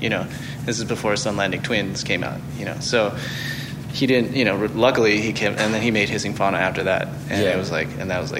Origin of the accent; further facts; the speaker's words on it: Norfolk, Virginia, United States; also born or lived in Seattle, Washington / upstate New York; I was born in Seattle, and then I grew up also in upstate New York, and then Norfolk, Virginia, which is my hometown.